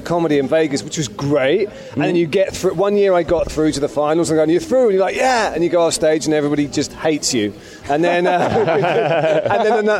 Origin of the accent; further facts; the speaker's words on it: Leeds, Yorkshire and the Humber, United Kingdom; now in London, United Kingdom; I grew up in Leeds in the northern part of England. And then I moved gradually south as my life improved. Got all the way to London.